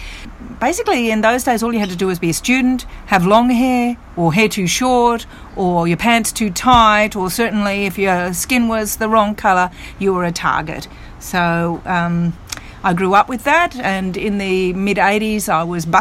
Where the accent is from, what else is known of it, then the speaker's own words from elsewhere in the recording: Queensland, Australia; I grew up in Queensland in the Biocchia Peterson era.